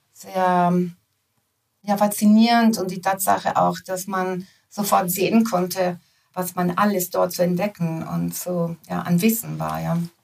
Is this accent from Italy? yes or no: yes; Italy; moved away; ich bin in Italien groß geworden